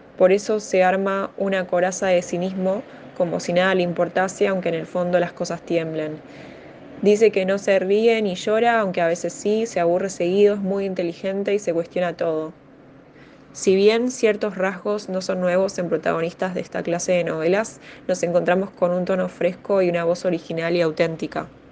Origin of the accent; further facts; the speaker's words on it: Buenos Aires, Argentina; tengo 27 años y soy de Buenos Aires